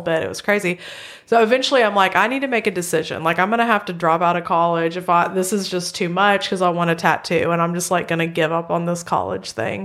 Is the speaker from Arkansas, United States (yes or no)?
yes; central Arkansas, United States; I grew up in Arkansas. I've always lived in central Arkansas.